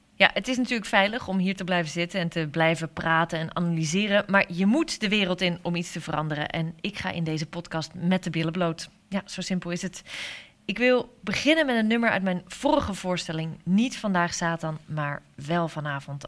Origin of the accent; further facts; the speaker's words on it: Hoeksche Waard, South Holland, Netherlands; Ik ben geboren in de Hoekse Waard